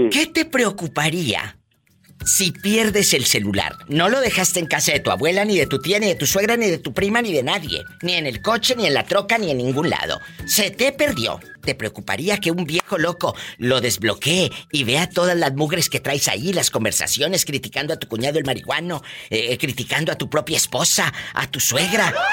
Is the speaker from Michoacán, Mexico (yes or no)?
yes; Apatzingán, Michoacán, Mexico; De allí, de un lado de Apaxingán